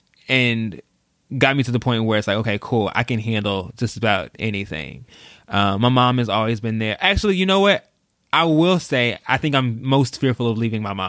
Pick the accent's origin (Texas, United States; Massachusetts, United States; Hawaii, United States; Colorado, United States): Texas, United States; also born or lived in St. Louis; I was born in St. Louis. So we moved from Missouri to Texas